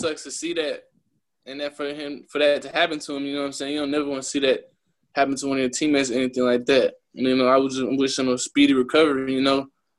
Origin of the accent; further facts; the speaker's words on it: California, United States; also born or lived in Oklahoma; because I'm really from California. That's where I was at first, and then moved to Oklahoma.